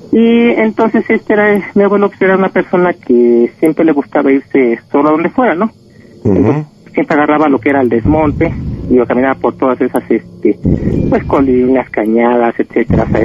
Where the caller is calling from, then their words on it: State of Mexico, Mexico; Ya hablo aquí de Chabacoyo del Estado de México.